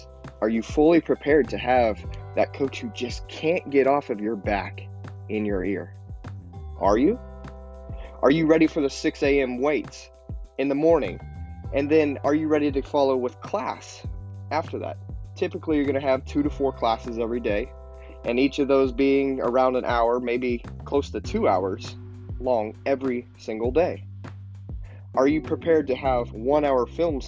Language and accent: English; St. John, Kansas, United States; I grew up in St. John, Kansas, which is a town of about 1,300 people.